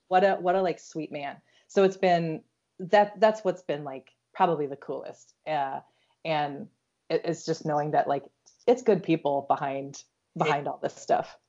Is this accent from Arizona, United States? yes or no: no; Iowa, United States; I'm from Iowa.